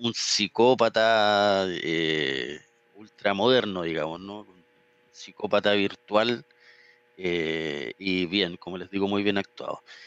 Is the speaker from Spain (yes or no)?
no; Chile; uno como chileno